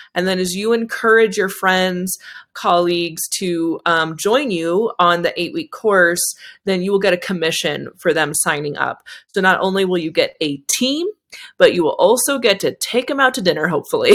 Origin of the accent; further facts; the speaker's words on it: Bay Area, California, United States; moved away; I'm from the Bay Area